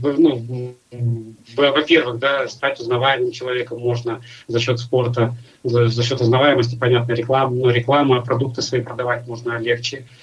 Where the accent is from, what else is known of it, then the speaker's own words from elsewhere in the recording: Nizhny Novgorod, Nizhny Novgorod Oblast, Russia; moved away; я из Нижнего Новгорода